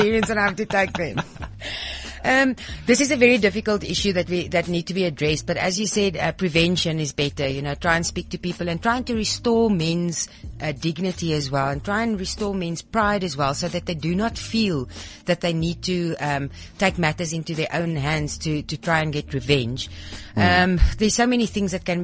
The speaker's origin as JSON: {"language": "English", "town": "Pretoria", "region": "Gauteng", "country": "South Africa", "tie": "born or raised there", "said": "In the north of Pretoria, very conservative"}